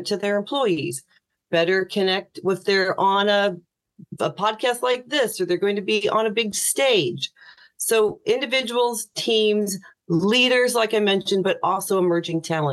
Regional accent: Farmland, Indiana, United States; accent: American; now in Ireland; I grew up in a really small town, about 1,200 people, called Farmland, Indiana

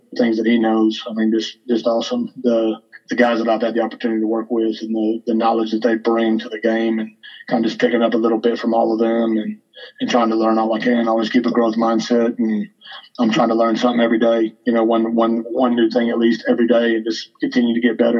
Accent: Houston, Texas, United States; also born or lived in Eastern New Mexico University / Katy, Texas; I grew up in Houston, Texas

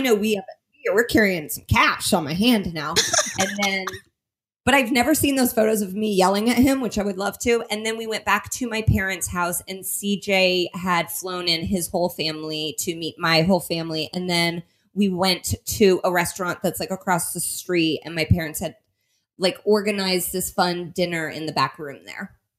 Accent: Indianapolis, Indiana, United States; my hometown of Indianapolis

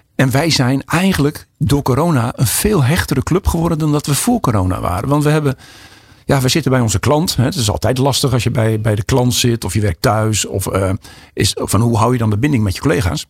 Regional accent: Alphen aan de Rijn, South Holland, Netherlands; ik kom uit Alphen aan de Rijn

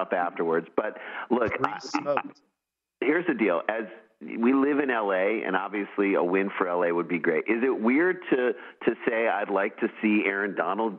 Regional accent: St. Louis, Missouri, United States; born or raised there; now in Los Angeles, United States

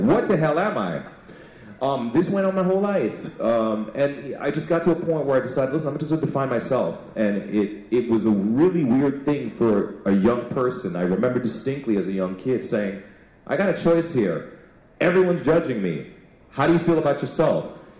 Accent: New York City, New York, United States; moved away as an adult; also born or lived in Chicago; now in Toronto, Canada; I grew up in New York City.

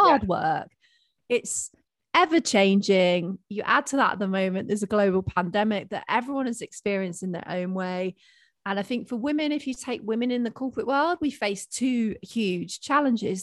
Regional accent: United Kingdom

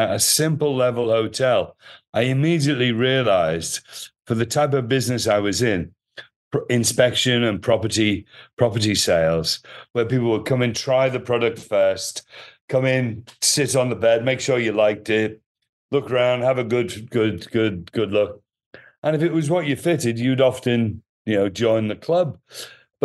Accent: Liverpool, North West England, United Kingdom; moved away as an adult; also born or lived in Canary Islands / Europe / Thailand; now in Koh Samui, Thailand; originally I'm from Liverpool, England, in the UK.

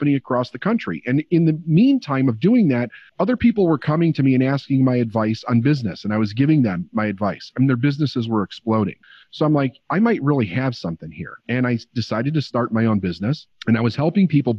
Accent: Chicago, Illinois, United States; also born or lived in Phoenix; I was born and raised in Chicago

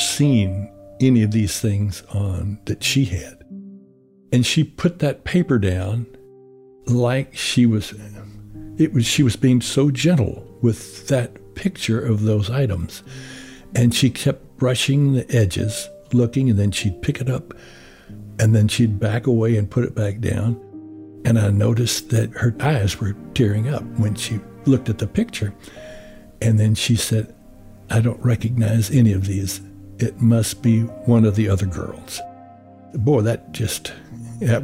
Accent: the South, United States; I'm from the South. We touch and hug a lot of people

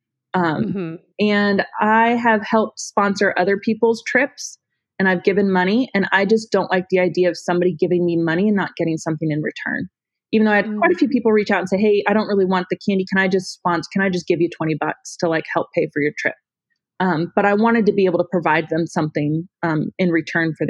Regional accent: Northern Ohio, United States; now in Tennessee, United States; I grew up in Northern Ohio.

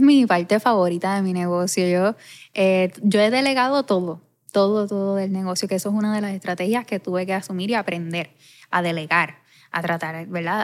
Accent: Ponce, Puerto Rico; yo vivo enamorada de mi pueblo

